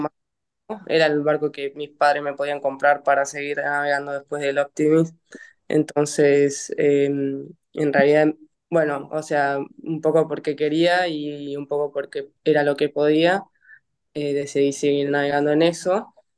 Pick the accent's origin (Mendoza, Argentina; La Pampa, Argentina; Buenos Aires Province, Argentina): Buenos Aires Province, Argentina; Vicente López; soy acá de Buenos Aires, de Vicente López, y entreno en el ICO